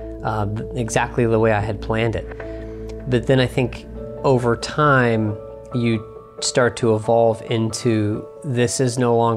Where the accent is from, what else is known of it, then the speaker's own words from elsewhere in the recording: Dayton, Ohio, United States; I convinced Kat to move back to my hometown here in Dayton, Ohio